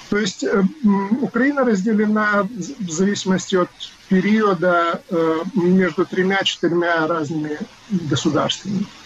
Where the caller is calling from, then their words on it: Massachusetts, United States; я говорю из Массачусетса, то есть мне это параллель ближе